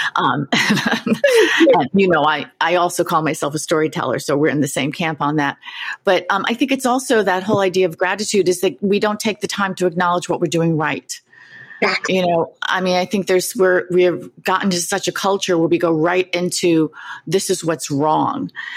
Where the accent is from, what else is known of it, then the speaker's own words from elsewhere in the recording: New York City, New York, United States; having grown up not far from you in Queens